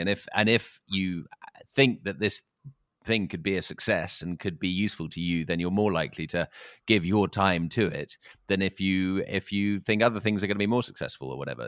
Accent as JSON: {"language": "English", "region": "London", "country": "United Kingdom", "said": "I'm a Londoner"}